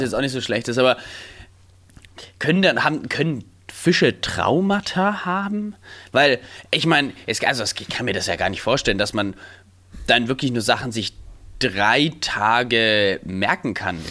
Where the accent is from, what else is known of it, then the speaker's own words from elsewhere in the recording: Stein, Germany; in Stein, wo ich aufgewachsen bin